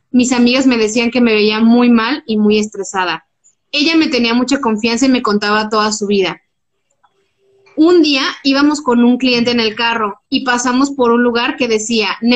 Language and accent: Spanish; Guadalajara, Jalisco, Mexico; also born or lived in Ensenada; Obvio, yo soy de Guadalajara y tenía cinco años viviendo en esa ciudad y no lo conocía.